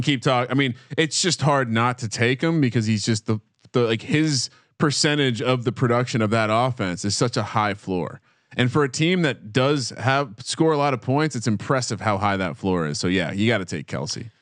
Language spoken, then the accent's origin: English; New Jersey, United States; growing up in New Jersey